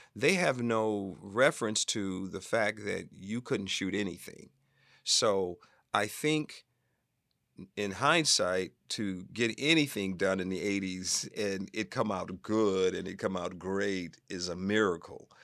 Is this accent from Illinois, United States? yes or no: yes; Chicago, Illinois, United States; moved away; also born or lived in New York City; I'm from Chicago and I started in the theater when I was fourteen years old